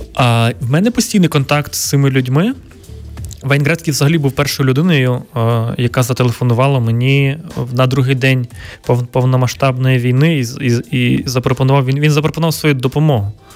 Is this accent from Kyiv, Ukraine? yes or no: no; Ivano-Frankivsk Oblast, Ukraine; мого рідного міста на Івано-Франківщині